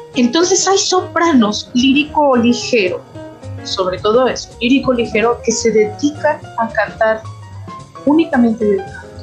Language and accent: Spanish; Aguascalientes, Mexico; moved away as an adult; also born or lived in Pachuca, Hidalgo; now in Torreón, Mexico; para el 1992 fuimos a vivir a Aguascalientes. En Aguascalientes eh, prácticamente me desarrollé